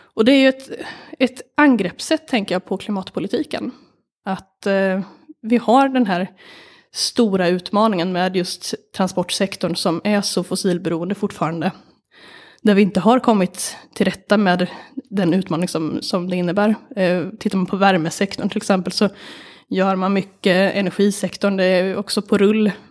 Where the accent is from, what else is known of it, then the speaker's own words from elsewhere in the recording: Sweden; jag är uppvuxen på landet